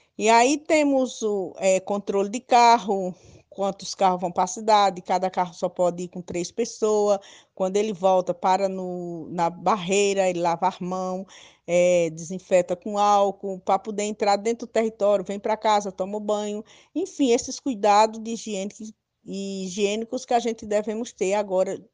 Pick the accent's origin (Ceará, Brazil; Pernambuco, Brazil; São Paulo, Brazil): Pernambuco, Brazil; Nazário village, near Ibimirim; próximo da minha aldeia, que é a Nazário, a primeira aldeia, que um saída para Ibimirim